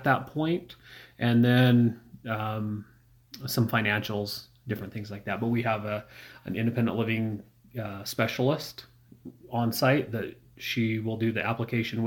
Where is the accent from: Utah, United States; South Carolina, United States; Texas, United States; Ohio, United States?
Utah, United States; Kenilworth; I grew up in Kenilworth.